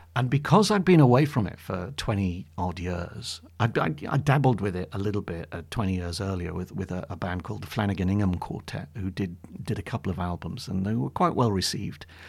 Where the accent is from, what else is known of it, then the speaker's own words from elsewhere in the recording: Bury St Edmunds, East of England, United Kingdom; also born or lived in Newcastle upon Tyne / Warwickshire / London; in my hometown in Bury Saint Edmunds.